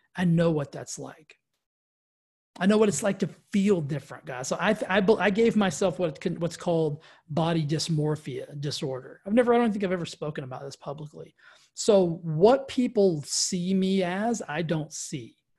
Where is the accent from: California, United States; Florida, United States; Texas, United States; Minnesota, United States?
Texas, United States; West; I grew up in Texas, West Texas